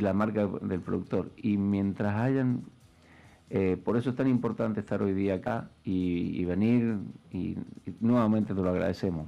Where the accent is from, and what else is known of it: Argentina